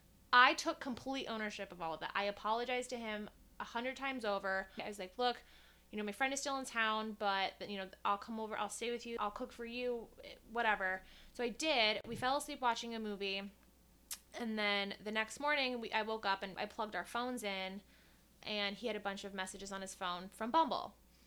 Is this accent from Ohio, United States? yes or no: yes; Columbus, Ohio, United States; moved away as an adult; Born and raised in Columbus, Ohio. Moved here almost 3 years ago.